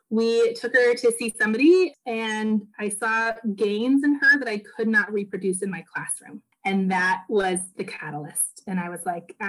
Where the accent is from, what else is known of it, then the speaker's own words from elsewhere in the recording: the Northwest, Pacific Northwest, United States; now in Portland, United States; So I am from the Northwest. I live in Portland, Oregon